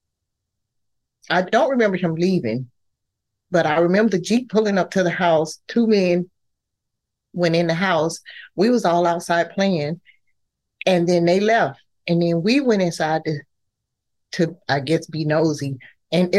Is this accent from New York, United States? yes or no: no; Pensacola, Florida, United States; We grew up in Pensacola, Florida